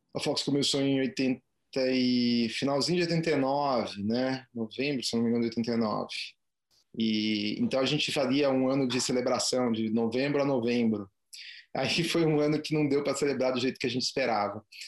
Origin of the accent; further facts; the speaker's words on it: Curitiba, Paraná, Brazil; also born or lived in São Paulo; now in Ilhabela, Brazil; sou curitibano